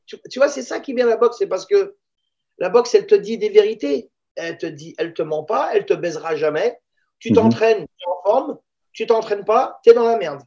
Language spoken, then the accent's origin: French; La Courneuve, Île-de-France, France; also born or lived in Israel / Paris; je suis né en Israël je viens d'une ville qui ressemble sensiblement à la Courneuve et je me retrouve à la Courneuve